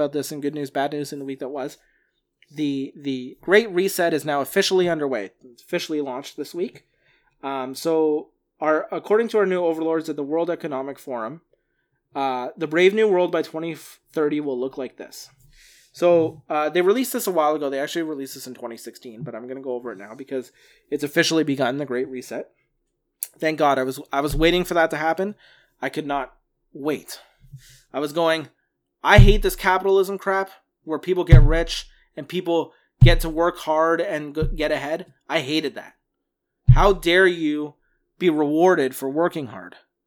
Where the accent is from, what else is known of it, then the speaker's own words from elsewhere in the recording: Canada; as a Canadian